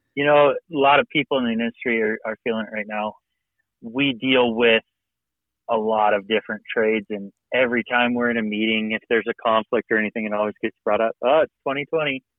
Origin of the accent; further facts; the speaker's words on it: Western Colorado, United States; moved away as an adult; now in Bozeman, United States; I grew up in Western Colorado, grew up doing dirt.